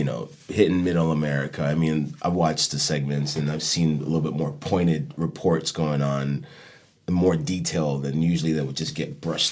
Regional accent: New York, United States; moved away; also born or lived in Chicago / Miami / Fort Lauderdale; growing up in New York in the mid-80s to going into the late 80s

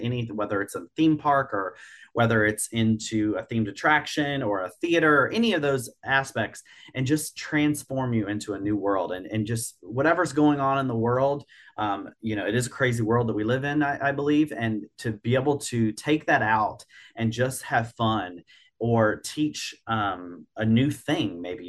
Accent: Virginia, United States; I grew up in Virginia, not far from Busch Gardens, Williamsburg

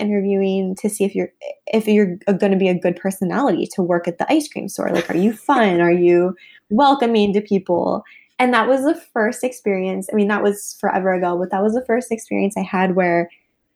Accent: Midwest, United States; I was raised in the Midwest

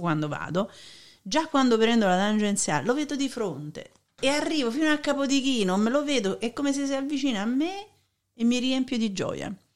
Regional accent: Naples, Campania, Italy; quello da napoletana

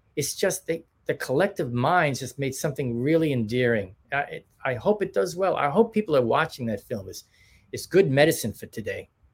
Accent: New York, United States; we're from New York too

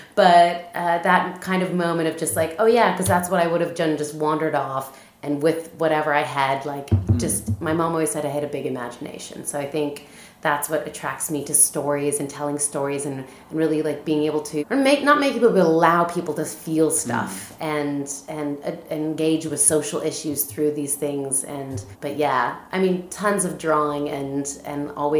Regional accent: Southern Ontario, Canada; moved away as an adult; now in Scotland, United Kingdom; I grew up in Southern Ontario, like I said, on a goat farm

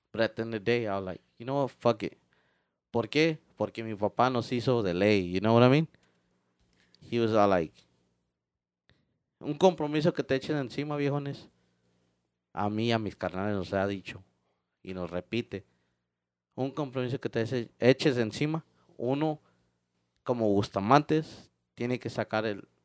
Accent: Mexico; it was painful como de, o sea, uno como mexicano, you know, no quiere ni escuchar uh, ah, música

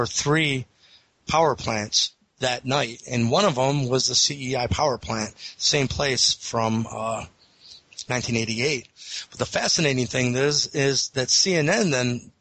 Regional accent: Eastlake, Ohio, United States; the Eastlake Police Department in my hometown

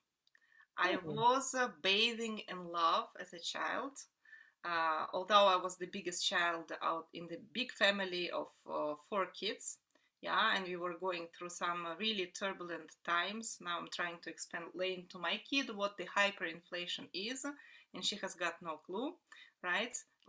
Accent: Novosibirsk, Novosibirsk Oblast, Russia; English is a second language; moved away as an adult; also born or lived in United States / Paris, France; now in Luxembourg; I come from Novosibirsk, which is one of the biggest industrial cities in Russia. It's a city that was established just a little bit over 100 years ago.

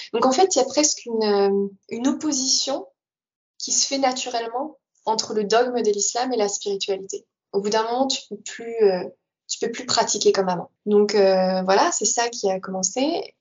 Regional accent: France; moved away as an adult; also born or lived in Netherlands; quand j'ai quitté la France, j'avais 22 ans, je suis arrivée aux Pays-Bas

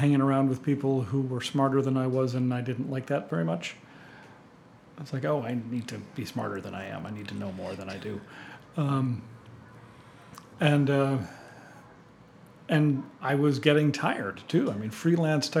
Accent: East Coast, United States; moved away as an adult; also born or lived in Milwaukee; I was from the East Coast

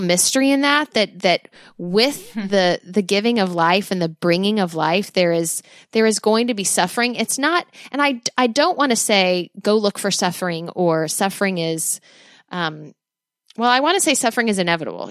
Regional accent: United States; as an American

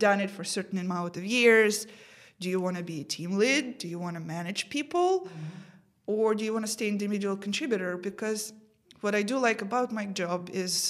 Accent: Ukraine; moved away as an adult; when I graduated from university, back in Ukraine, I got my degree, and I was really looking forward to working as an engineer. Mm-hmm. But the companies back in my hometown wouldn't hire a girl as an engineer.

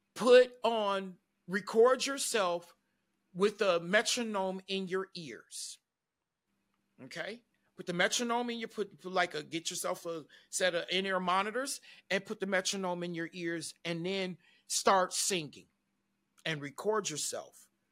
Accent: Detroit, Michigan, United States; I grew up in Detroit, Michigan

